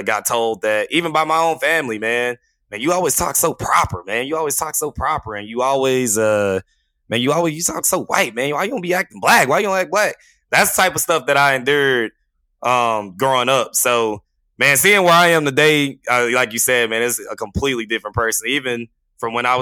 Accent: Terrell, Texas, United States; I grew up in Terrell

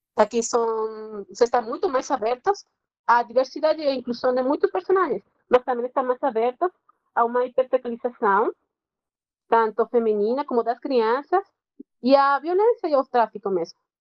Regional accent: Venezuela; Portuguese is a second language; moved away as an adult; also born or lived in Rio de Janeiro, Brazil; now in Brazil; eu sou venezuelana

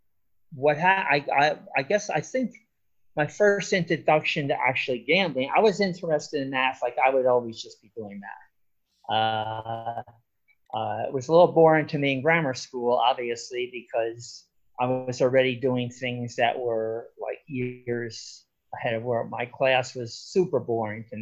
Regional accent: Irvington, New Jersey, United States; moved away; also born or lived in Los Angeles; I grew up in Irvington, New Jersey.

